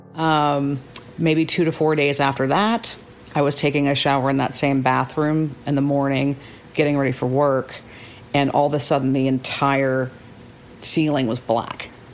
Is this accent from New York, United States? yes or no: no; Austin, Texas, United States; moved away as an adult; now in New Braunfels, United States; I'm from Austin, Texas